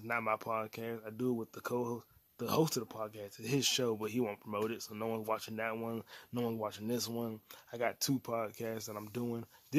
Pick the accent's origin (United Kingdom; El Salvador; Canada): United Kingdom; England; I'm like, I am English. Like, I am British. I am a Brit.